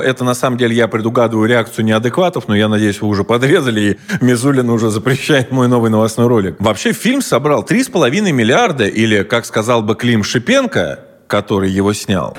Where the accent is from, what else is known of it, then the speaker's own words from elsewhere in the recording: Russia; я же сам русский